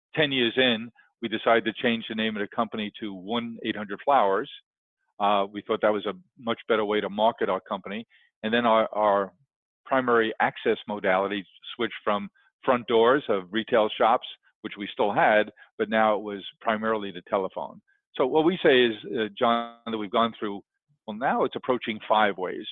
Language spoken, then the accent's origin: English; New York City, New York, United States; I grew up in Queens